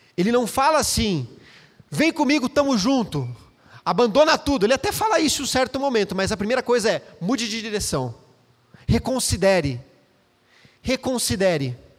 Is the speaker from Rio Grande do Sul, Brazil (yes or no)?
no; Campinas, São Paulo, Brazil; moved away as an adult; now in Valinhos, Brazil; voltamos para Campinas, onde eu nasci